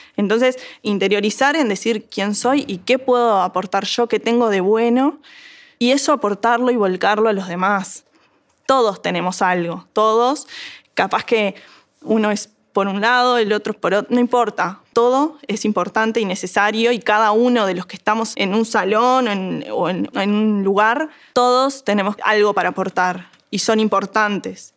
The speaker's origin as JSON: {"language": "Spanish", "region": "Montevideo", "country": "Uruguay", "said": "soy de Montevideo"}